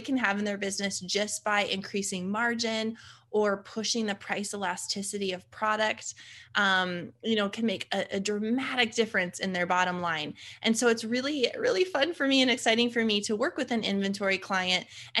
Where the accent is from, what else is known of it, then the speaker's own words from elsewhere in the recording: Fargo, North Dakota, United States; born and raised in Fargo, North Dakota, of all places.